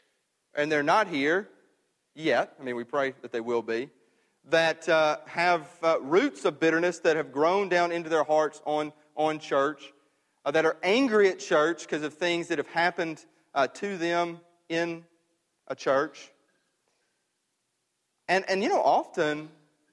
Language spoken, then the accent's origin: English; Myrtle, Mississippi, United States; moved away; the church I was raised in back in Myrtle, Mississippi